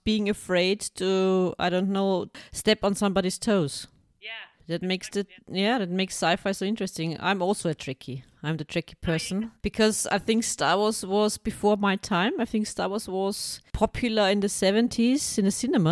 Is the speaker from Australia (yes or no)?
no; Austria; I'm from Austria